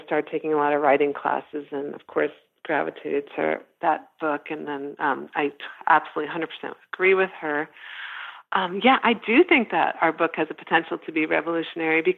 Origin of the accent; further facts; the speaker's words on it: United States; also born or lived in Sweden; I was born in Sweden, raised in America